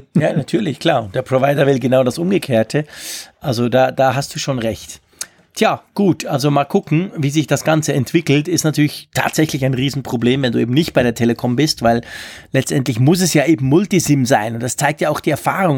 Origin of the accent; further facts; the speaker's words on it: Switzerland; Bei uns in der Schweiz